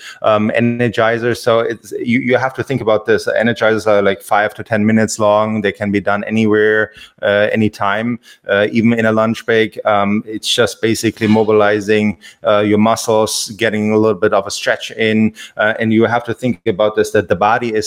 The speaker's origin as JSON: {"language": "English", "country": "Germany", "tie": "born or raised there", "also_born_or_lived": "Hawaii / Los Angeles", "moved": "yes", "lives_now": "Florida, United States", "said": "I grew up in Germany"}